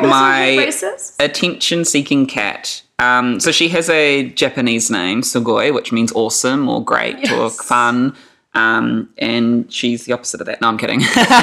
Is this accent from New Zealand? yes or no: yes; Whakatane, Bay of Plenty, New Zealand; also born or lived in Gisborne, New Zealand; a white person who was born in New Zealand, growing up in New Zealand. I was very lucky that I was born and raised in Gisborne. And then at the age of 8, I moved to Whakatane.